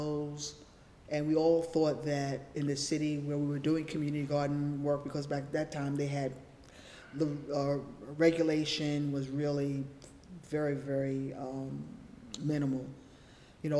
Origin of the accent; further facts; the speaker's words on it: New York City, New York, United States; also born or lived in Harlem, New York City / Bronx, New York City; I've lived in New York City all my life. I grew up in the Lower East Side in the projects, Jacob Riis houses